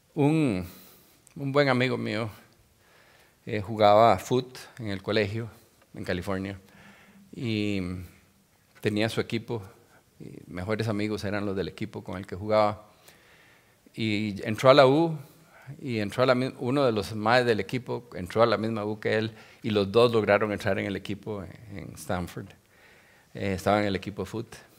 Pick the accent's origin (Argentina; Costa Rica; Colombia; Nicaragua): Costa Rica; soy tico tico, pero mi papá era judío y mi mamá católica